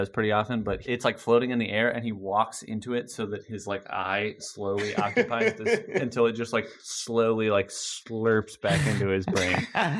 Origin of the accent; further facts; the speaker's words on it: Colorado, United States; I'm from Colorado.